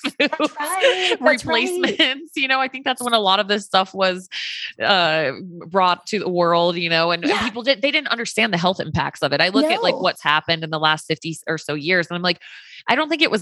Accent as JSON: {"language": "English", "region": "the South", "country": "United States", "said": "I have Tang growing up. I'm from the South"}